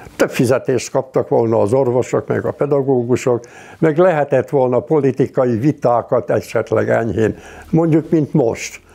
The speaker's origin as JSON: {"language": "Hungarian", "country": "Hungary", "tie": "born or raised there", "also_born_or_lived": "Budapest", "said": "én falun nőttem föl"}